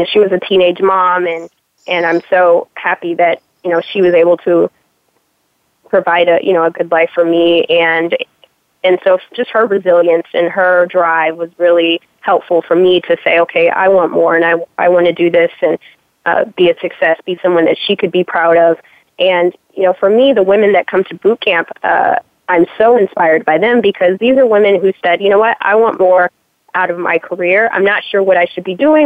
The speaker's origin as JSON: {"language": "English", "region": "California", "country": "United States", "tie": "born or raised there", "also_born_or_lived": "Chicago, Illinois", "moved": "yes", "said": "I grew up in California and later in Chicago"}